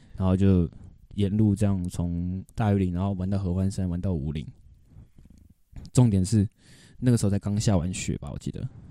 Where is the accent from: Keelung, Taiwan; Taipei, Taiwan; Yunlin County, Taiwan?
Taipei, Taiwan; 小时候在台北